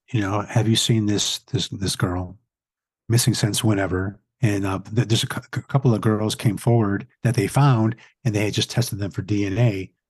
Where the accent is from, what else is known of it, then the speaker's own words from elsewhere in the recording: Atlantic City, New Jersey, United States; He had a barbershop on the boardwalk in Atlantic City. I'm from Atlantic City.